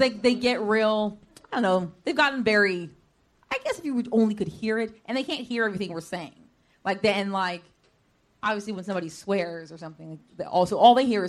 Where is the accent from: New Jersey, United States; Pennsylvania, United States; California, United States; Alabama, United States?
California, United States; San Francisco; because I grew up in San Francisco.